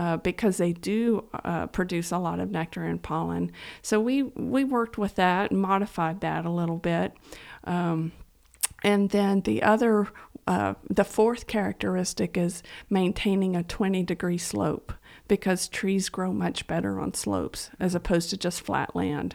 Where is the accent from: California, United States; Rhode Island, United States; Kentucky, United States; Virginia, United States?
Kentucky, United States; Estill County; also born or lived in Harlan County, Kentucky; having grown up on a farm in, uh, Estill County, uh, I, I grew up on a pig farm